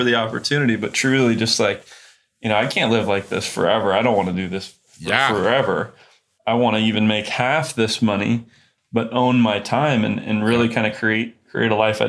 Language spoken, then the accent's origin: English; Kokomo, Indiana, United States; So I grew up in Kokomo, Indiana.